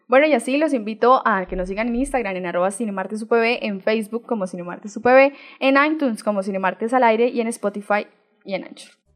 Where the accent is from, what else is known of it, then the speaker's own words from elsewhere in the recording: Colombia; lo que somos como colombianos